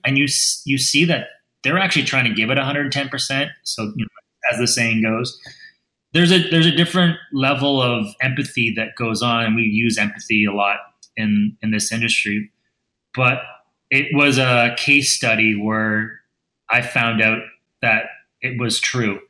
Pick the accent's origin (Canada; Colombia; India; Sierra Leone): Canada; Edmonton, Alberta; also born or lived in Vancouver area, British Columbia; now in British Columbia, Canada; I'm originally from Edmonton